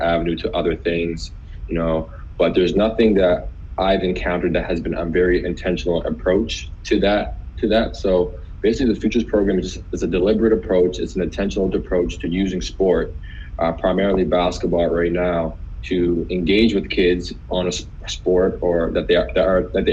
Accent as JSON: {"language": "English", "town": "North Preston", "region": "Nova Scotia", "country": "Canada", "said": "I'm from North Preston, one of Canada's largest Black communities"}